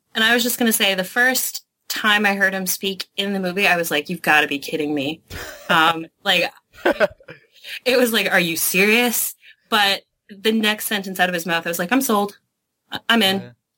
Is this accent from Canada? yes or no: yes; Canada; I'm from Canada